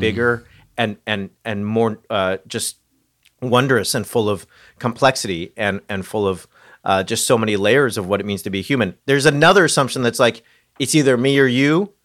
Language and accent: English; Southern California, United States; moved away; I grew up in Southern California